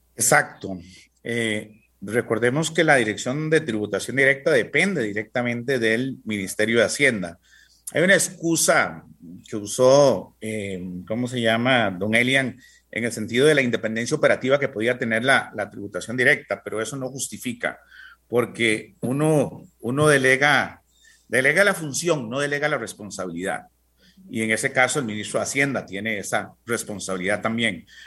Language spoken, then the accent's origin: Spanish; Costa Rica; nosotros como costarricenses